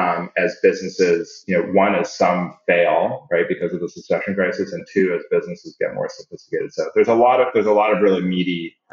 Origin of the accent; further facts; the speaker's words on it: Canada; also born or lived in Singapore / Saudi Arabia; And I'm Canadian, but I grew up in Singapore and Saudi Arabia.